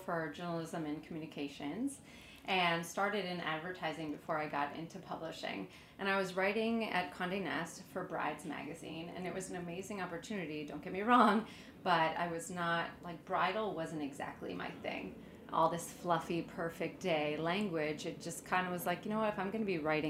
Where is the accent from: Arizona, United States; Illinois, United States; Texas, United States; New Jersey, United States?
New Jersey, United States; moved away as an adult; also born or lived in New England / Florence; now in New York, United States; I grew up in New Jersey, okay. So about an hour outside the city. My parents are still in the house I grew up in, and I'm from a big, large Italian-Irish family